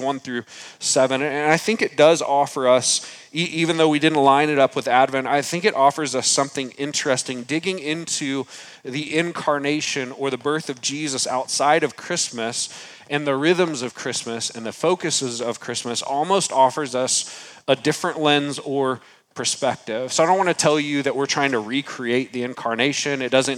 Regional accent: San Antonio, Texas, United States; moved away; I was born in San Antonio, Texas

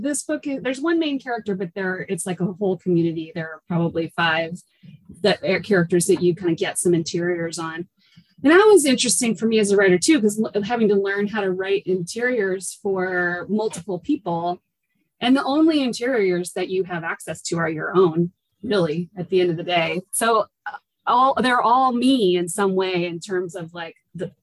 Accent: Seattle, Washington, United States; I grew up in the Seattle area.

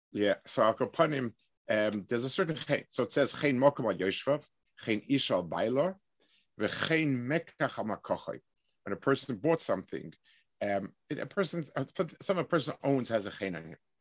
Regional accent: New York City, New York, United States; I, I grew up in Lower East Side.

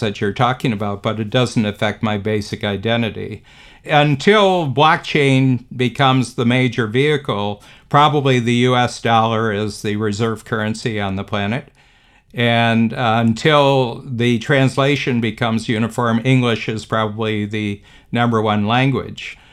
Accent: United States; moved away as an adult; now in Toronto, Canada; I'm an American, you know, I've lived outside of the United States for forty-five years

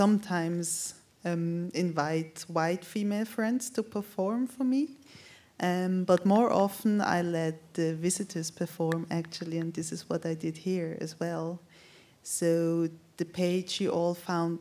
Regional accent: Zurich, Switzerland; also born or lived in London; I grew up in Zurich with my white mother

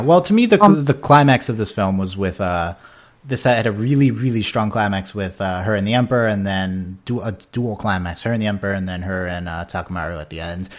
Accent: United States; as an American viewer

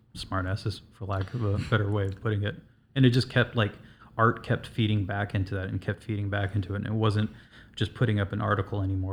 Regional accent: Southern California, United States; now in Chicago, United States; I'm originally from Southern California

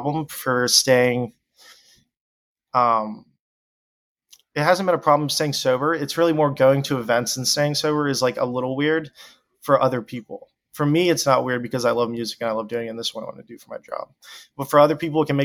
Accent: Deep South, United States; growing up in the Deep South

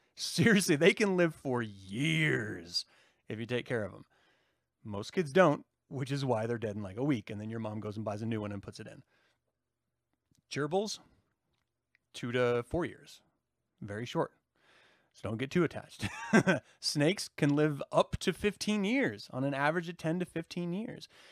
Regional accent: United States; as an American

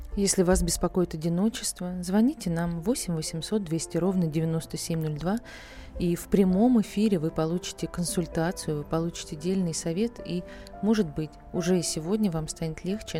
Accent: Saratov, Saratov Oblast, Russia; Я сама из Саратова.

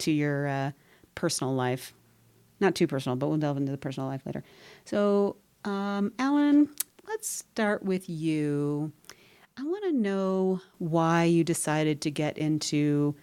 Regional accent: Oregon, United States; now in New Mexico, United States; I grew up in Oregon

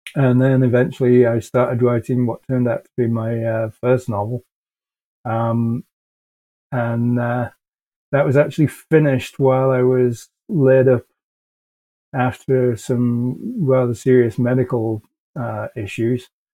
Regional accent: England, United Kingdom; moved away as an adult; now in Canada; So I'm originally from England. I moved to Canada many years ago now uh, and I'm now a Canadian citizen

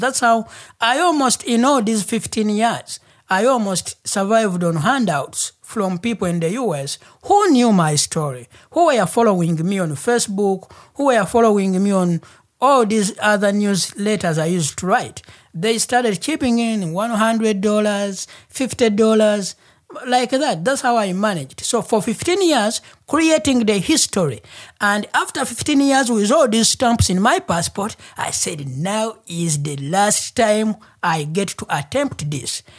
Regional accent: Uganda; first language Luganda; English is a second language; moved away as an adult; now in Portland, United States; I'm from Uganda.

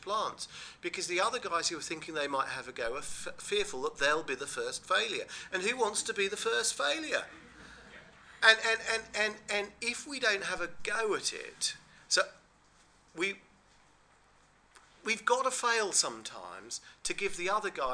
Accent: England, United Kingdom; We're English

